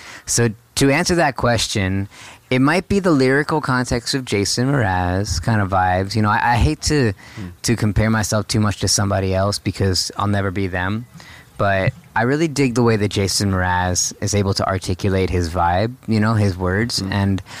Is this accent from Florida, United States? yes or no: yes; South Florida, United States; moved away as an adult; also born or lived in New York City; now in California, United States; born and raised in South Florida and went to college in New York City. And I've been in California for about 10 years now